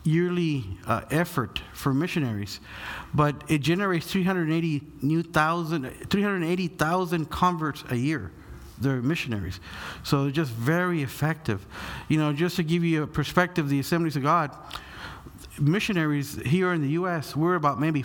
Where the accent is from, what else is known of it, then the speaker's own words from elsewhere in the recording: Corpus Christi, Texas, United States; also born or lived in Brooklyn, New York; now in Kansas City, United States; I'm originally lived from Corpus Christi, Texas, South Texas